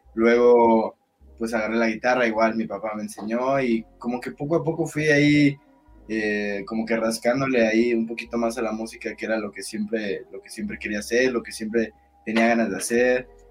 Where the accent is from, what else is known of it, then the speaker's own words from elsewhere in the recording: Cuernavaca, Morelos, Mexico; moved away as an adult; now in Mexico City, Mexico; Después, cuando cumplí 18 años, me vine a vivir a la Ciudad de México. Yo soy de Cuernavaca.